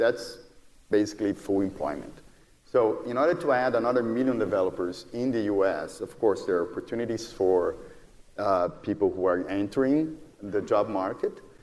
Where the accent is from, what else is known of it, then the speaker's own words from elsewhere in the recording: Brazil; moved away as an adult; now in United States; Brazil because it's my home country, although I've been in the U.S. for more than 15 years